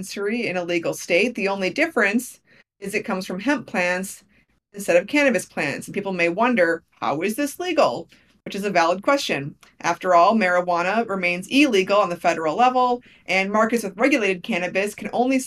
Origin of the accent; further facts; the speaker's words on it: Wisconsin, United States; my home state of Wisconsin